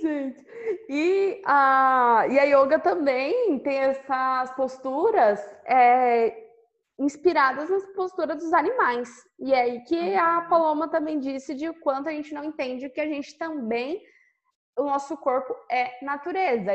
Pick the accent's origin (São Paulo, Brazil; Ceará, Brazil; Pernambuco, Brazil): São Paulo, Brazil; eu sou de São Paulo